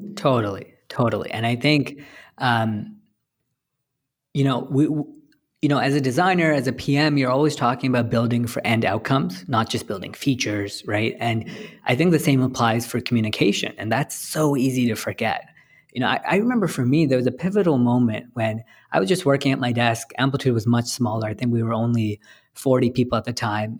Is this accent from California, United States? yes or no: yes; San Francisco, California, United States; I'm from San Francisco